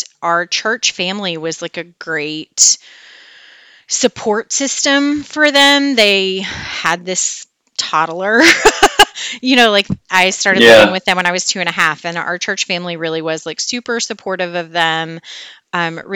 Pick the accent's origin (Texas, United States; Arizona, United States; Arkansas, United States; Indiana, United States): Arkansas, United States; West Memphis; also born or lived in Clinton, Arkansas; I'm from a little town outside of Clinton originally, and then moved to West Memphis when I was 5. Grew up in the Memphis area